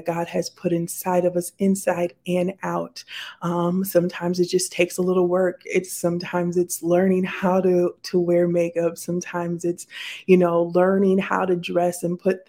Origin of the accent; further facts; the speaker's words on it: South Dakota, United States; moved away as an adult; also born or lived in Minnesota; I grew up in South Dakota